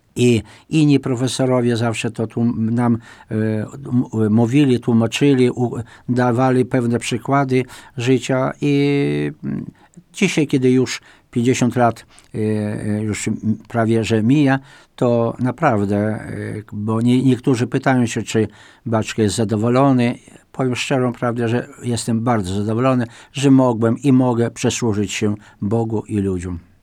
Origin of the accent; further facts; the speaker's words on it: Wajków, Podlaskie Voivodeship, Poland; W Mielniku nad Bugiem, a moja rodzinna wieś, Wajków